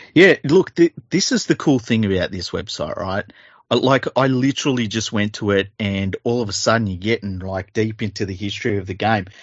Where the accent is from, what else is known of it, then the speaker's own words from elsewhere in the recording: Australia; I'm Australian